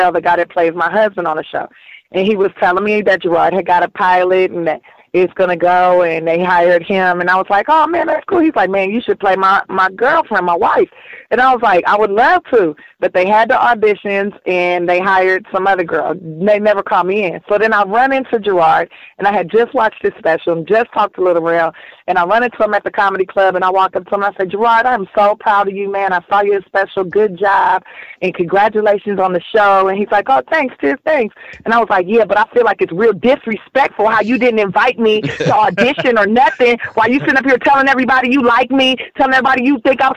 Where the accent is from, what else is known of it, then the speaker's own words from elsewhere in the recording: Los Angeles, California, United States; I grew up here in South Central Los Angeles